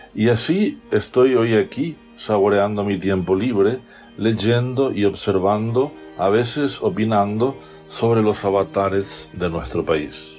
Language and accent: Spanish; Encarnación, Itapúa, Paraguay; moved away as an adult; also born or lived in Posadas, Argentina / Switzerland; now in Asunción, Paraguay; Nací en Encarnación, en la zona alta de la ciudad. En aquellos años de mi infancia y juventud